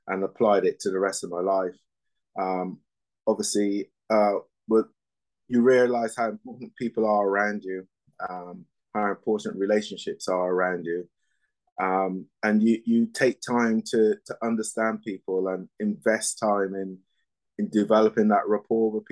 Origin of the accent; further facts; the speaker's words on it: Barbados; moved away; also born or lived in England; I was born in England, you know, even though my formative years were in Barbados